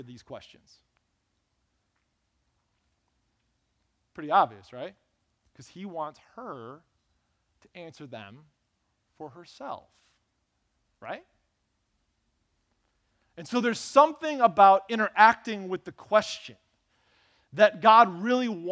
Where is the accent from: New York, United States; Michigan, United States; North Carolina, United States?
Michigan, United States; Lansing; I grew up on Burnham Avenue in Lansing